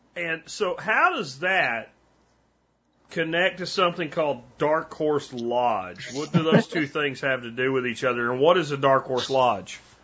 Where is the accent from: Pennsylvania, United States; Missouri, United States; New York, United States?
Pennsylvania, United States; moved away as an adult; now in Texas, United States; I grew up in Pennsylvania and I moved to Texas back in 1993